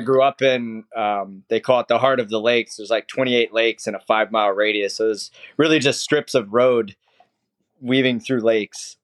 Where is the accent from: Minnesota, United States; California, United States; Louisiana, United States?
Minnesota, United States; moved away as an adult; now in Sarasota, United States; I grew up in Minnesota